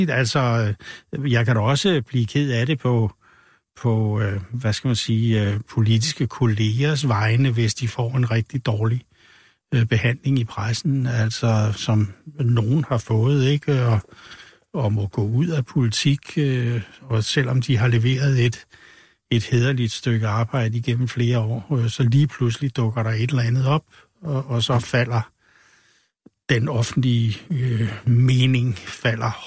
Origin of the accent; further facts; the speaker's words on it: Humlebæk, Capital Region of Denmark, Denmark; Hun er altså- fra Nordjylland, og jeg er fra Humlebæk.